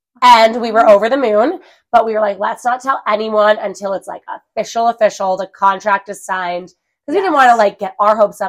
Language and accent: English; New Jersey, United States; moved away as an adult; also born or lived in Washington State; now in Colorado Springs, United States; But yeah, I'm from New Jersey, Jersey ride or die.